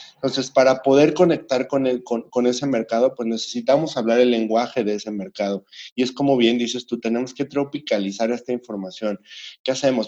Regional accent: Mexico; como emprendedores, como fabricantes, como industriales mexicanos

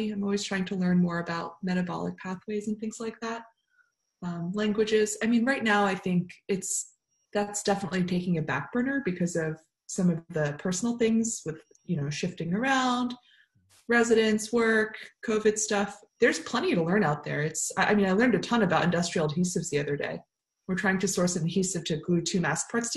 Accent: New York area, United States; now in Oakland, United States; I grew up in the New York area

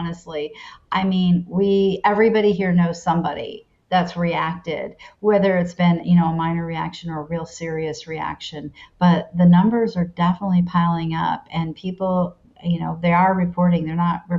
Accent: Connecticut, United States; I was born in Connecticut

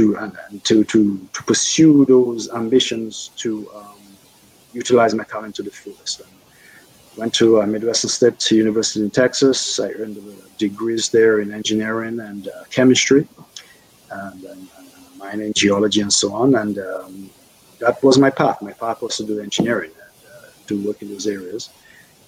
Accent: Roseau, Dominica; is a Dominican, born and raised pretty much for you know, most of my early days, formative years, in Dominica. I was born in Roseau

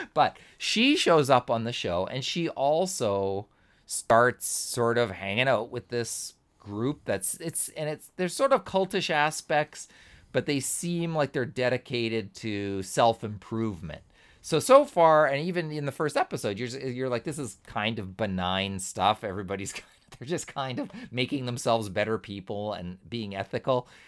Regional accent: Canada; being Canadian

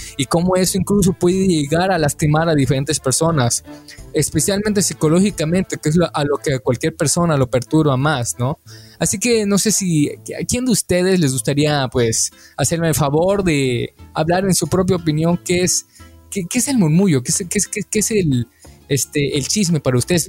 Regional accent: Mexico; nosotros como mexicanos

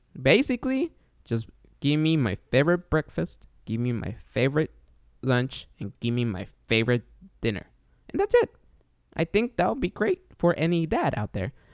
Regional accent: Guatemala; now in United States; I'm from Guatemala

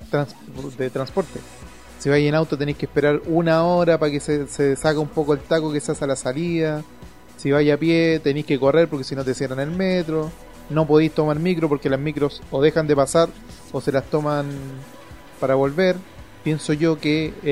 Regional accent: Chile; para uno como chileno se imagina

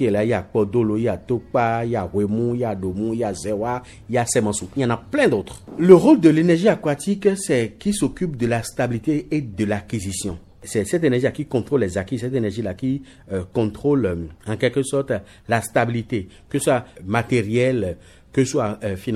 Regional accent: Benin; Bon, ça me rappelle que je suis béninois et puis ça me rappelle également WIDA 92.

